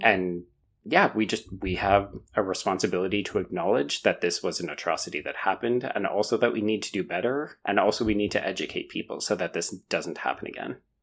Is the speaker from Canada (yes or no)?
yes; Canada; as a Canadian